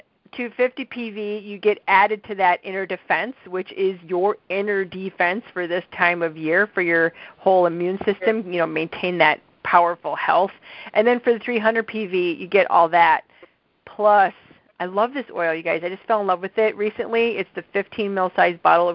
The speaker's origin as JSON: {"language": "English", "region": "Midwest", "country": "United States", "accent": "Midwestern nasal", "said": "my Midwestern nasal accent."}